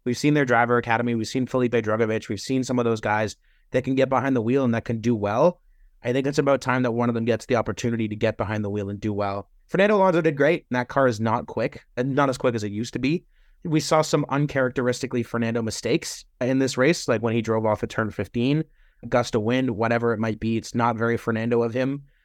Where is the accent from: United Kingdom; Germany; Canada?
Canada; As a Canadian